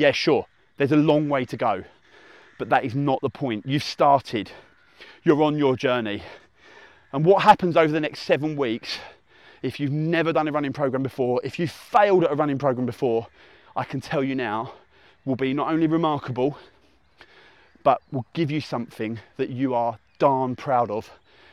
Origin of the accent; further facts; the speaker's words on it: Essex, East of England, United Kingdom; accent: hybrid Essex; my dulcet hybrid Essex tones, my UK accent